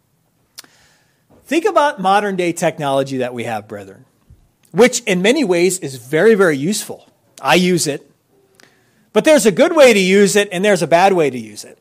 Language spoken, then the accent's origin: English; United States